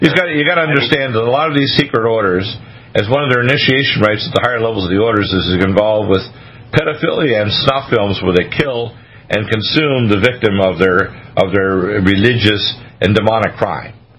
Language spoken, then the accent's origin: English; Canada; moved away as an adult; also born or lived in Detroit, Michigan, United States; now in United States; I lived the first half of my life in America, in Canada.